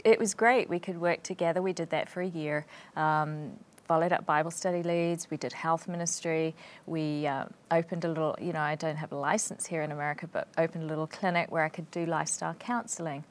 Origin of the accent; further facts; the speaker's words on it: New Zealand; moved away as an adult; also born or lived in Sheffield, England; I came from New Zealand